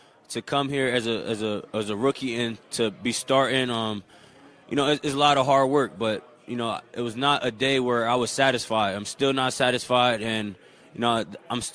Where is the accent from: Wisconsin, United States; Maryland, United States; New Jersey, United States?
New Jersey, United States; moved away as an adult; wanting to stay home and represent New Jersey